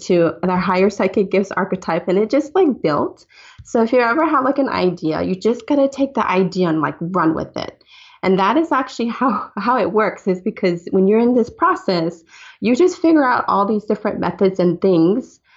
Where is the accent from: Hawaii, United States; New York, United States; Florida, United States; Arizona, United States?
Hawaii, United States; I'm Hawaiian